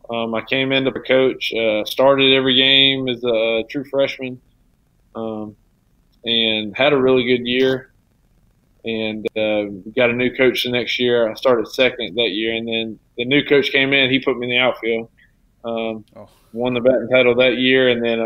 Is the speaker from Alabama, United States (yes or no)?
yes; Foley, Alabama, United States; also born or lived in Ozark, Alabama / Fairhope, Alabama; So I'm actually from Foley.